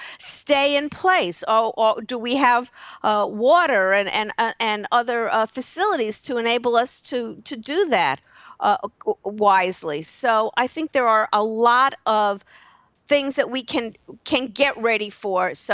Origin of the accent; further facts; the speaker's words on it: New York, United States; moved away; I'm from New York originally